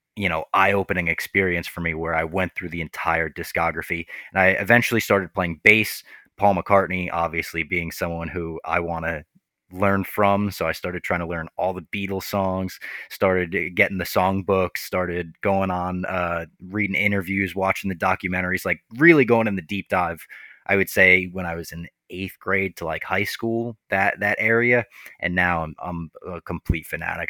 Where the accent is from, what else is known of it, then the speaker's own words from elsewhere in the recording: Little Ferry, New Jersey, United States; I grew up in Little Ferry, New Jersey